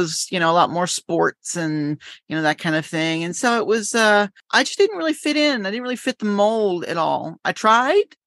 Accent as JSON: {"language": "English", "town": "Winston-Salem", "region": "North Carolina", "country": "United States", "moved": "yes", "lives_now": "Yokohama, Japan", "said": "I'm from North Carolina"}